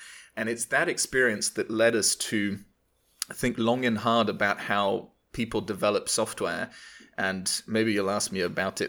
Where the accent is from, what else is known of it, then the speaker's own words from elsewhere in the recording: Paris, Île-de-France, France; Yeah, I was born and raised in Paris, or just outside of Paris.